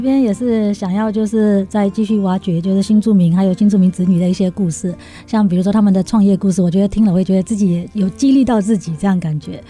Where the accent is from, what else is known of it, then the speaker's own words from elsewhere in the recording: Myanmar; moved away as an adult; now in Zhudong, Taiwan; 我的故乡缅甸